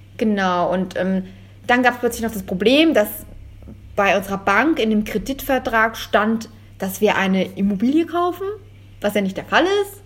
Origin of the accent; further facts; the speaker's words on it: Germany; als Deutscher